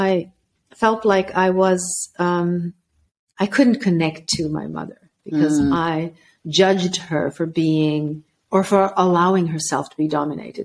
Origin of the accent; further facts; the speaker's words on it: Sweden; also born or lived in former Yugoslavia; at the age of six, they brought me back to Sweden